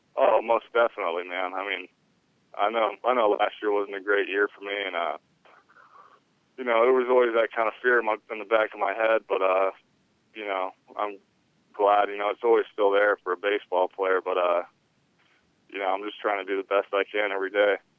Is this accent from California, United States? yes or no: yes; San Diego, California, United States; Growing up in California, not really you know, being too much elsewhere